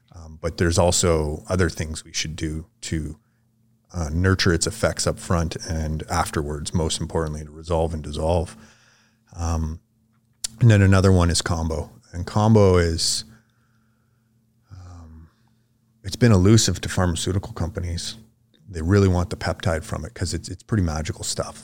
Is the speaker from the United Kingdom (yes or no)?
no; Vermilion Lake, Ontario, Canada; I would say I'm from Vermilion Lake. That's kinda where I grew up, um, but the closest city would be Sudbury. Ontario.